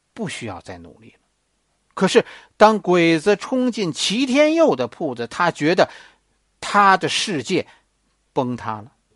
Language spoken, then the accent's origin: Chinese; China; 我们中国人